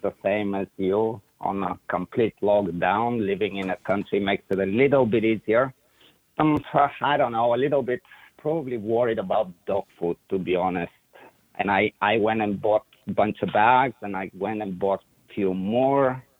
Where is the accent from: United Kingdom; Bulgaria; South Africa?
Bulgaria; English is a second language; moved away as an adult; now in Plant City, United States; early 80s started in Bulgaria, it was the it was the whole communist era